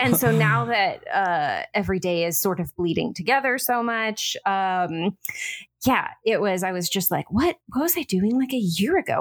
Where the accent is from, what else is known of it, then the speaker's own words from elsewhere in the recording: Orange County, California, United States; moved away as an adult; also born or lived in Portland / Bay Area; now in Los Angeles, United States; I grew up not far from here in Orange County